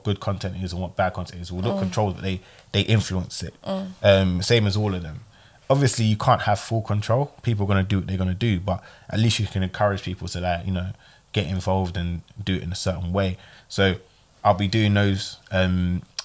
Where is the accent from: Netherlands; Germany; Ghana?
Ghana; I'm Ghanaian